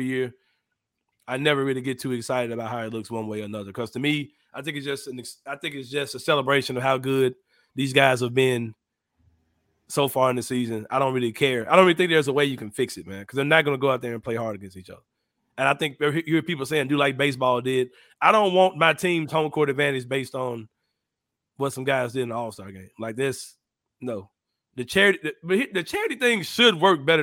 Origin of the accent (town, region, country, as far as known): Memphis, Tennessee, United States; born or raised there